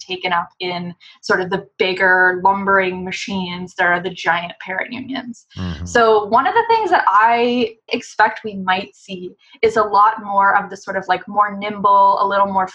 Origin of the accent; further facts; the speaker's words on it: Canada; a Canadian labor unionist